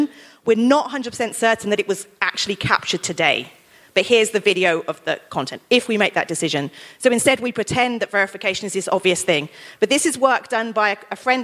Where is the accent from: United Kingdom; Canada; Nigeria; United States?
United Kingdom; I'm still British, and British people, we can't speak any other languages